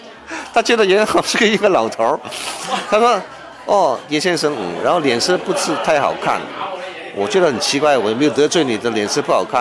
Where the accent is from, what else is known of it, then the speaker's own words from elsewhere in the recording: China; 占卦这种事情呢，原来是我们中国人的传统啊。